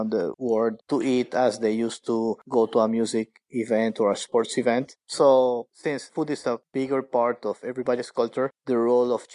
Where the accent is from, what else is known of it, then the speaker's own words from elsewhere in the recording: Maracaibo, Zulia, Venezuela; Maracaibo, the city where I grew up